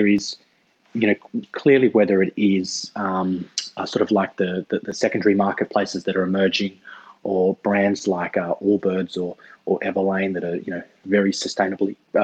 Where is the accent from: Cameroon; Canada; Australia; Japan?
Australia; Sydney, New South Wales; I grew up in Sydney